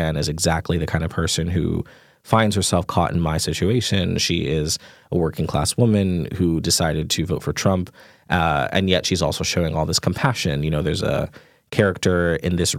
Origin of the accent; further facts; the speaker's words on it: New York, United States; my family are Jamaican immigrants and lived in Queens, you know, when I grew up in New York